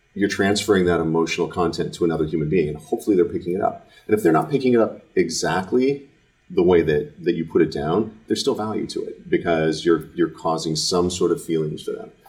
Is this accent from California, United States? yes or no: yes; Fremont, California, United States; I grew up in Fremont, uh, it's the south part of the bay, south part of the East Bay